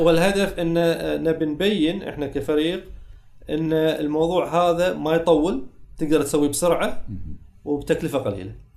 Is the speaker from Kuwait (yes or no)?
yes; Kuwait; عندنا في الكويت